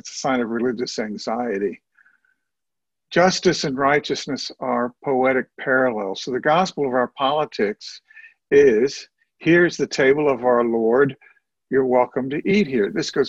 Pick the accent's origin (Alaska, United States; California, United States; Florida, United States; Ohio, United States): Ohio, United States; Cincinnati; moved away; also born or lived in Columbus, Ohio; I was born in Cincinnati. I know Ohio.